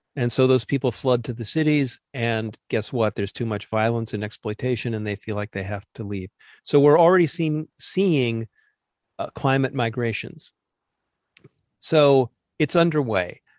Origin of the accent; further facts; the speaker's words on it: Southern California, United States; I grew up in Southern California choking on smog alert air